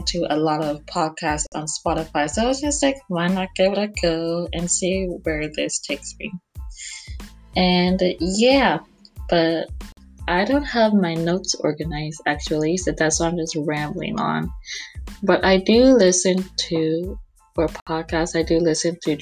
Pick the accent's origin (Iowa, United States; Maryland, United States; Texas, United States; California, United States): Texas, United States; Houston; I'm from Houston, Texas, and I am 23 years old